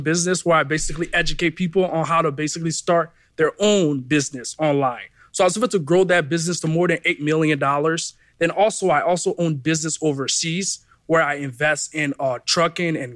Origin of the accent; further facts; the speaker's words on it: Brooklyn Park, Minnesota, United States; also born or lived in Liberia / New York; I grew up in Minnesota, right? In Brooklyn Park